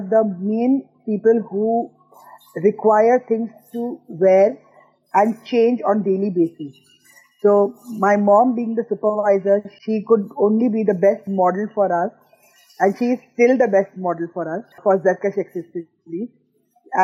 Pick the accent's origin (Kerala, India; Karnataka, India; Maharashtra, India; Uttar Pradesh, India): Maharashtra, India; Mumbai; now in United Arab Emirates; I am Indian. I belong from Bombay, but married a Pakistani from Lahore.